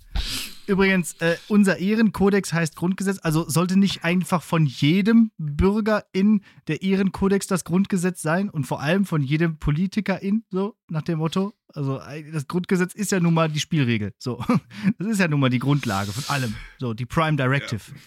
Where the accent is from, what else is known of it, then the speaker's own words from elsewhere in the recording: Bottrop, North Rhine-Westphalia, Germany; in Bottrop, da hatten wir eigentlich äh, alles fußläufig oder mit dem Fahrrad zu erreichen